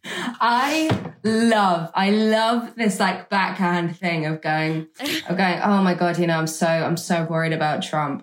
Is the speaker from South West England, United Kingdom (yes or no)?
yes; Gloucestershire, South West England, United Kingdom; we are in Gloucestershire in 2016, which is actually my my hometown. Um, that's where that's where I was brought up.